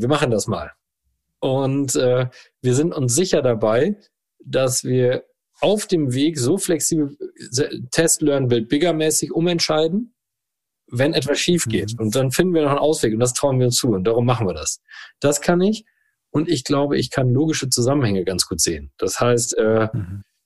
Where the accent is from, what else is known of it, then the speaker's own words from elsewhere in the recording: Rosendahl, North Rhine-Westphalia, Germany; der Ort heißt rosendahl holdweg Das ist ein 3500 Seelenort ähm, mit tollen Menschen. Und dort bin ich als glückliches Kind auf dem Spielplatz, in dem Garten und auf dem Fußballplatz groß geworden